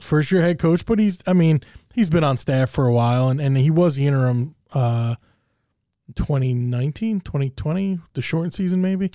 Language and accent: English; New Jersey, United States; growing up in Jersey